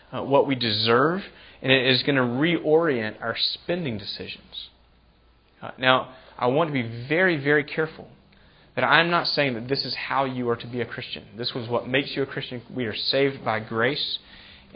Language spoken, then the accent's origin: English; United States; I love being an American